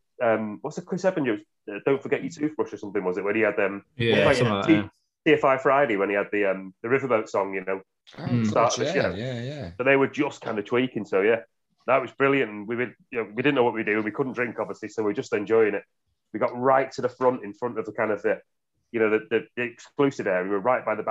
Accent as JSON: {"language": "English", "town": "Manchester", "region": "North West England", "country": "United Kingdom", "tie": "born or raised there", "also_born_or_lived": "Blackpool", "said": "I was born in Manchester"}